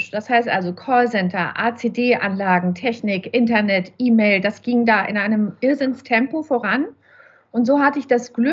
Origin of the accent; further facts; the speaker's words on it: Nuremberg, Bavaria, Germany; now in Leipzig, Germany; seit drei Jahren, knapp vier Jahre sind wir jetzt in Leipzig. Aber ursprünglich komme ich, wie gesagt, aus Nürnberg.